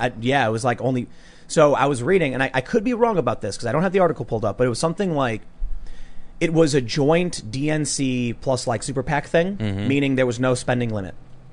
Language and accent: English; Chicago, Illinois, United States; growing up in Chicago.